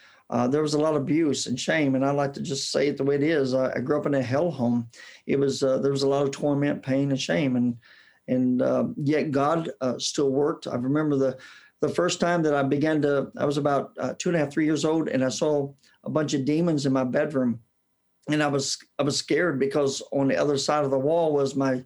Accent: Indianapolis, Indiana, United States; accent: southern drawl; I was born and raised in Indianapolis, Indiana, and that's where I got my southern drawl.

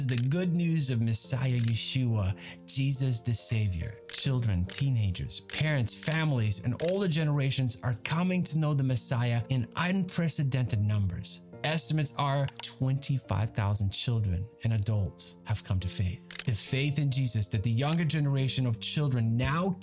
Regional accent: Ukraine; now in United States; my home country of Ukraine

